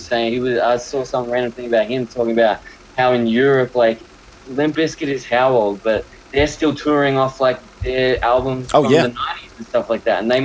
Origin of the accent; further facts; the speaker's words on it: Melbourne, Victoria, Australia; now in New York, United States; I'm from Australia